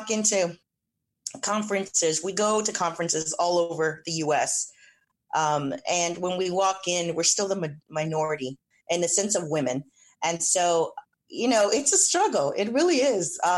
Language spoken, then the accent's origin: English; San Antonio, Texas, United States; I'm originally born and raised in San Antonio.